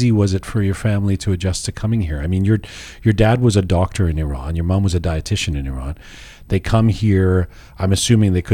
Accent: London, United Kingdom; moved away; also born or lived in Canada; a kid who grew up in a Persian family, born in London, moves to Canada, lives in a Jewish community

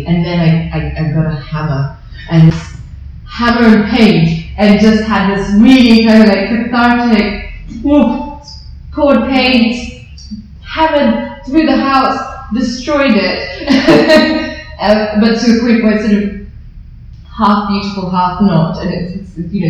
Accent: London, United Kingdom; I'm just from East London.

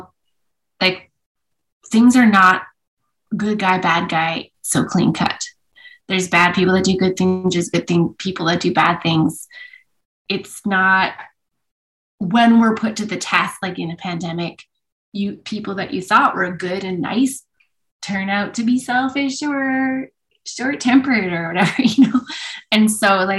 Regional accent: Vancouver, British Columbia, Canada; now in Edmonton, Canada; I was born in Vancouver

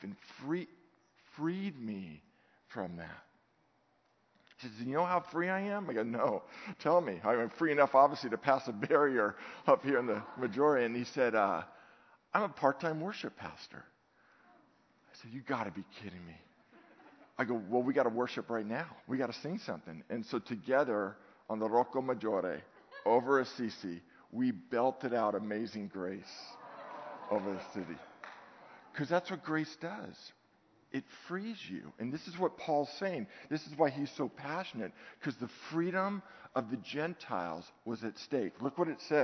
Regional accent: Redwood City, California, United States; I'm from Redwood City

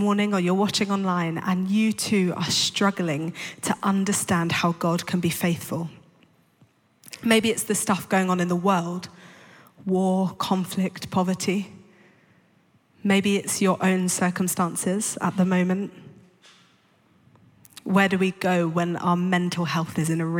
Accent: London, United Kingdom; I grew up in London to two parents who weren't Christians

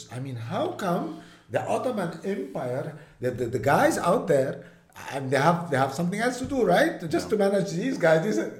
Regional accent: Mount Lebanon, Lebanon; but I'm a mountaineer from Mount Lebanon. I'm a fillah.

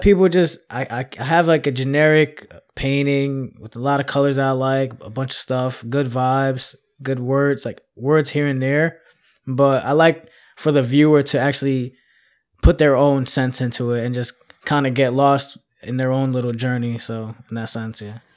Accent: Philadelphia, Pennsylvania, United States; I'm born and raised in Philly

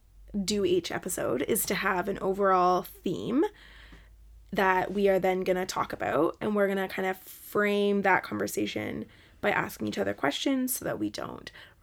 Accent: Canada; now in Scotland, United Kingdom; I'm from Canada.

